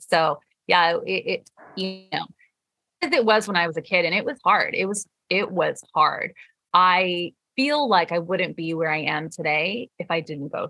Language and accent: English; Michigan, United States; born there; my parents immigrated to the US in the 80s and they moved to Michigan. So I was born in Michigan.